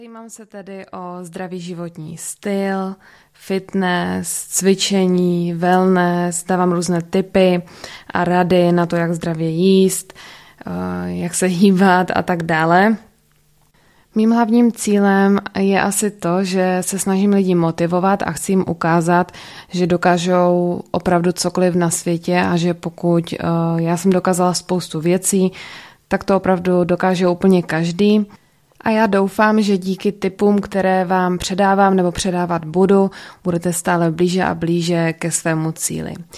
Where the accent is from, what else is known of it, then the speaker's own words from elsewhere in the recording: Ostrava, Moravian-Silesian Region, Czechia; also born or lived in United States; jsem z Ostravy, narodila jsem se tady a bydlím tady